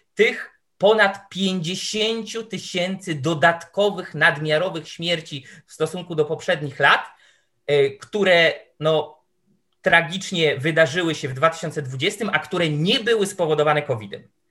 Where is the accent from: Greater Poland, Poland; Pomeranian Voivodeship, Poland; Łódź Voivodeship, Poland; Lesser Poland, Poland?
Łódź Voivodeship, Poland; Tomaszów Mazowiecki; ja pochodzę, to jest moje rodzinne miasto, pochodzę z Tomaszowa Mazowieckiego